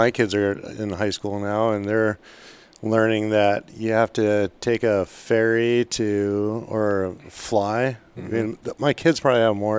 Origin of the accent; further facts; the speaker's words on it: the Kenai, Alaska, United States; moved away as an adult; now in Ketchikan, United States; I grew up on the Kenai, so it was a lot more dry weather.